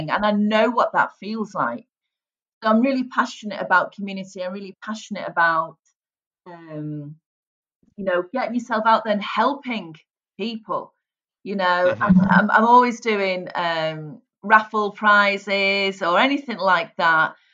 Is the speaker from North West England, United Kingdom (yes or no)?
yes; St Helens, North West England, United Kingdom; But believe it or not, Andy, I was brought up in St Helens. Now, St Helens has a real broad accent.